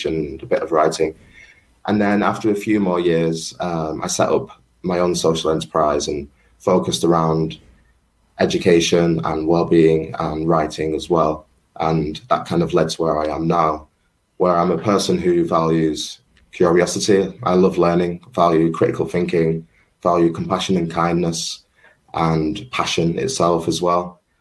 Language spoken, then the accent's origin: English; Manchester, North West England, United Kingdom; growing up in Colliers, Manchester